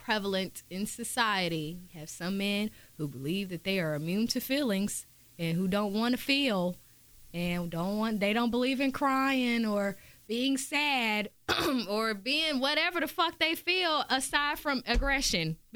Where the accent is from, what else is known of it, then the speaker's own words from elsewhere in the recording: Winston-Salem, North Carolina, United States; I'm from Winston-Salem